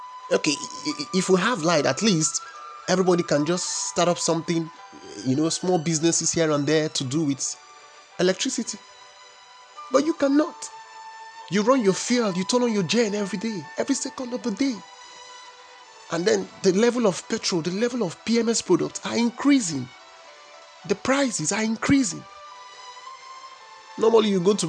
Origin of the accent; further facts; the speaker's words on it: Nigeria; we are the most populous nation in Africa. Oh, I'm Nigerian.